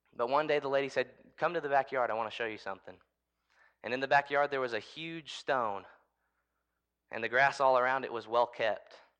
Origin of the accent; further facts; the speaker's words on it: United States; I'm an American